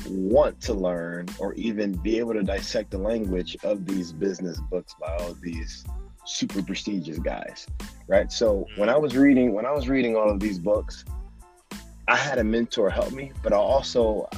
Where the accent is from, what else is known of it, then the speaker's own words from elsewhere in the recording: Detroit, Michigan, United States; also born or lived in New York; now in Los Angeles, United States; I'm from Detroit, Michigan, and I'm from the ghetto. I mean, we had times when we grew up and we had no lights